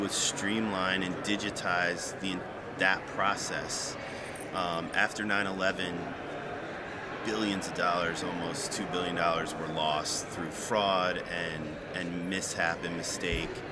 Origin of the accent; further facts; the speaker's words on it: New York, United States; also born or lived in Maryland / Virginia; now in Washington, D.C. area, United States; Originally from New York lived outside the DC area, both in Maryland, Virginia, for about the past 25 years.